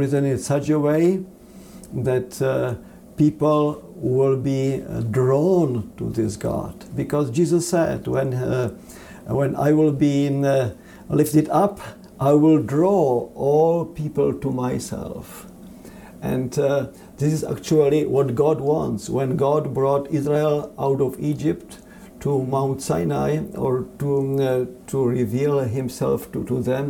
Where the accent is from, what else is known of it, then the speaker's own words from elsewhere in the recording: Czechia; now in United States; I am European and I consider myself like a world citizen, even though I was born in the Czech Republic